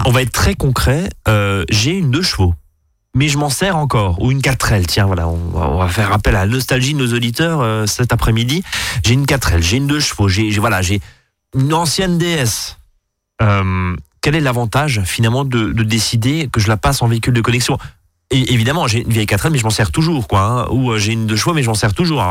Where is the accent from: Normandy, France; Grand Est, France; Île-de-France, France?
Grand Est, France; Alsace; chez nous en Alsace